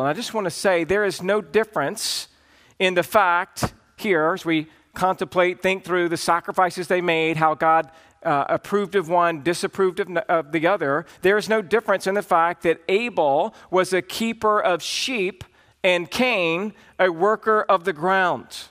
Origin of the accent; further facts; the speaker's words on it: the South, United States; I grew up in the South